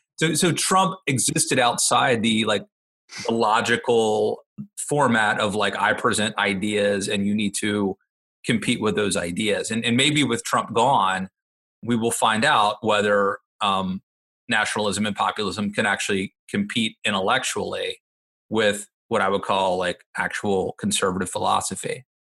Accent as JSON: {"language": "English", "region": "Maryland", "country": "United States", "said": "my home state of Maryland"}